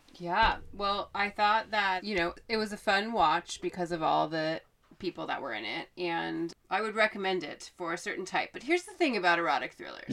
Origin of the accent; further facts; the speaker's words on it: Oregon, United States; I am from Oregon.